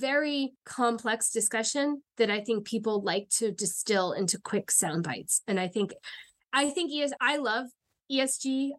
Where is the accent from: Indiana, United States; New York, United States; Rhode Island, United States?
New York, United States; because I'm from New York and we don't like Indian Point.